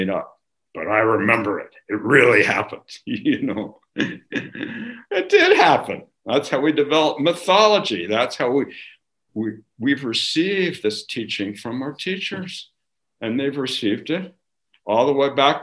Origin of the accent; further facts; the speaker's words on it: California, United States; growing up in California